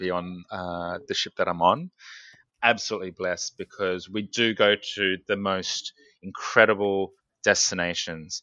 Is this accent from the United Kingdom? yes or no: no; Sydney, New South Wales, Australia; I'm from Sydney